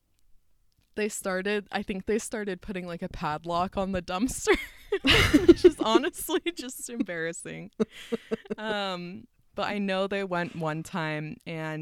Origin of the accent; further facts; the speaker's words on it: Utah, United States; growing up in Utah and learning that it's like such a bubble